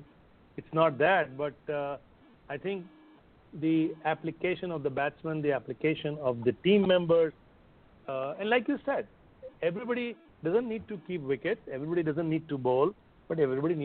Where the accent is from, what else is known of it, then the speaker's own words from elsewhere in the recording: India; the magnificent West Indies team that I grew up in India watching